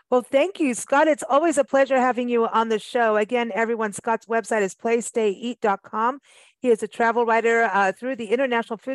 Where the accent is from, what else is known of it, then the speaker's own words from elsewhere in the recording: South Africa; also born or lived in Kenya / England; I mean, I grew up in South Africa and Kenya and England